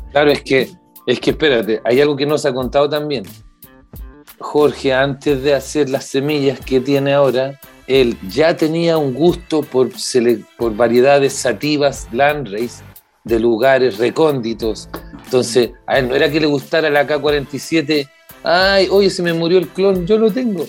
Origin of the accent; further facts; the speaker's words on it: Puente Alto, Santiago Metropolitan Region, Chile; yo soy de Puente Alto.